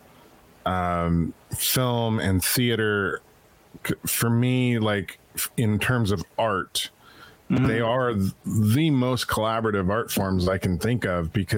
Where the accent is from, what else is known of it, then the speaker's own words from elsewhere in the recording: Pocatello, Idaho, United States; I was born in Pocatello, Idaho